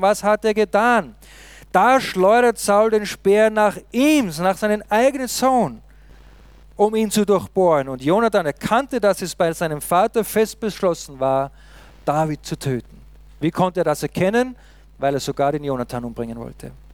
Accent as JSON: {"language": "German", "country": "Austria", "said": "uns Österreicher"}